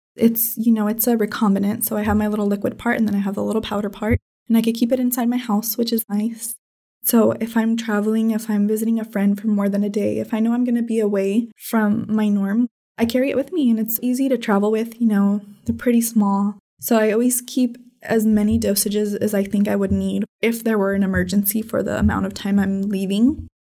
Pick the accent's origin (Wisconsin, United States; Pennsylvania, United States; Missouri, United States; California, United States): California, United States; Red Bluff; I was born in Red Bluff, California, which is a tiny little town in Northern California.